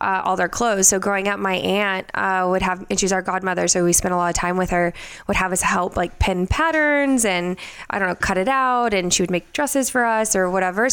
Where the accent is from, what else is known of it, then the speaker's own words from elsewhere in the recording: Houston, Texas, United States; now in Las Vegas, United States; I'm actually born and raised in Houston, Texas.